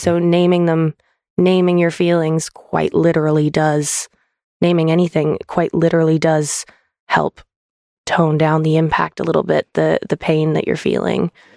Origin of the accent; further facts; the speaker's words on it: Canada; now in United Kingdom; to go back to Canada. I got to go back to my home country